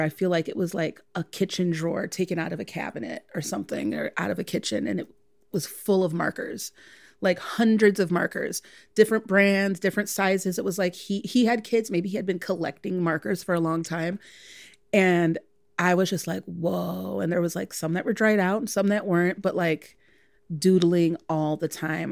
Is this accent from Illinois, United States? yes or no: yes; Chicago, Illinois, United States; I'm born and raised in Chicago, second generation Chicagoan.